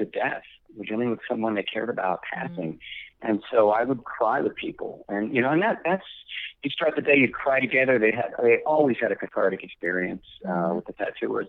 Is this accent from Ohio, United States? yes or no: yes; Lima, Ohio, United States; Lima, Ohio, my hometown